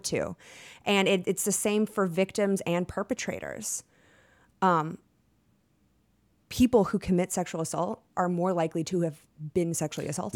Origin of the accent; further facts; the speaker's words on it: Texas, United States; I'm from Texas